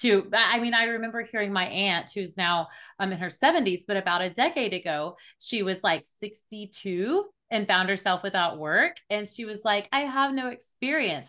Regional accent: Oklahoma City, Oklahoma, United States; I was born in Oklahoma City. I'm in the Bible Belt of the United States

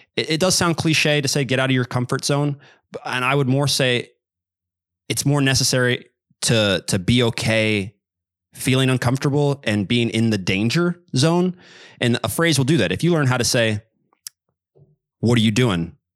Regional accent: Kansas City, United States; I am from Kansas City. Um, I'm American, but I grew up, uh, speaking quite a bit of Spanish

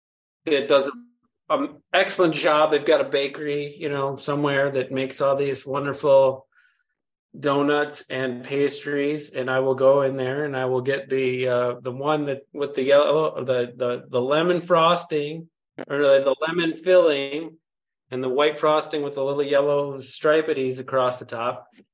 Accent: Lake Michigan, United States; I was blessed by the fact that I grew up on one of the Great Lakes. I grew up on Lake Michigan, and my folks have this little slice of property

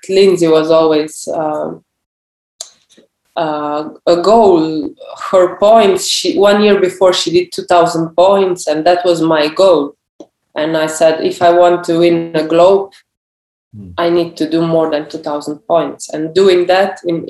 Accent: Slovenia; as a Slovenian. We are a small nation

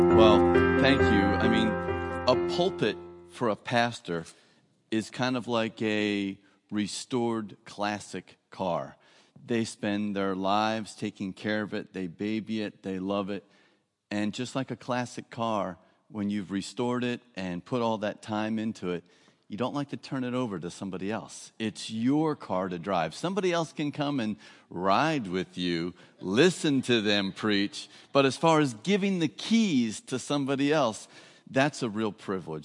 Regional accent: New Jersey, United States; moved away as an adult; now in Florida, United States; I grew up, I don't know if you'll hear the accent, I grew up in New Jersey. but it was South Jersey

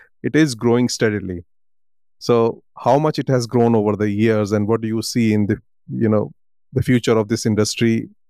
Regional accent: India; now in United States; I'm from India.

